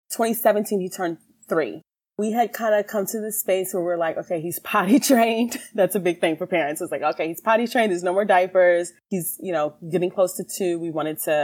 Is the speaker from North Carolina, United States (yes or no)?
no; Williamsburg, Virginia, United States; moved away; I am originally from Williamsburg, Virginia